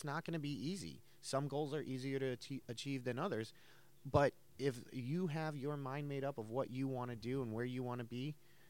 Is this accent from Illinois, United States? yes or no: yes; Chicago, Illinois, United States; my area where I grew up in Chicago